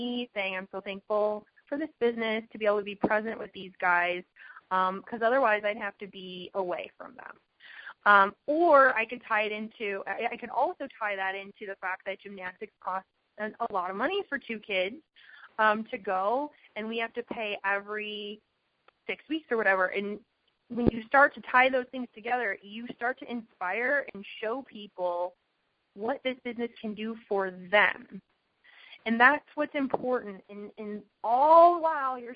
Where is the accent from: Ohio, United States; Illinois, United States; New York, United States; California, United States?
Illinois, United States; Chicago; now in Arizona, United States; I'm from Chicago. We moved to Arizona